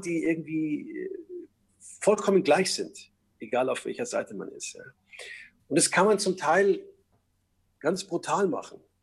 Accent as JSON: {"language": "German", "town": "Munich", "region": "Bavaria", "country": "Germany", "tie": "born or raised there", "said": "ich bin ja in München geboren und aufgewachsen"}